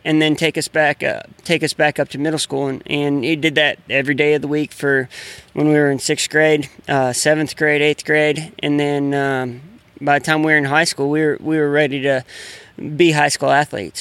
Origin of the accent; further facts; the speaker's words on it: Grand Coulee, Washington, United States; I grew up in Grand Coulee